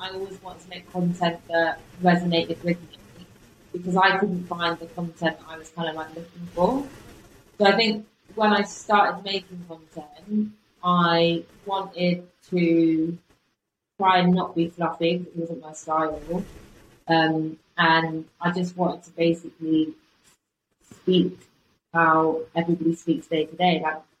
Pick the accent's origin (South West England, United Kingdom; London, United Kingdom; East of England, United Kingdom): South West England, United Kingdom; Bristol; accent: Bristol; I'm from Bristol, but I don't have to say that anymore, because my college teacher said to me